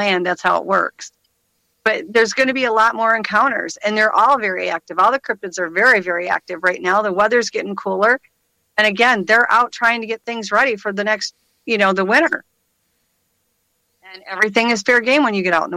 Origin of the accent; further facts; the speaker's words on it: Michigan, United States; I'm from Michigan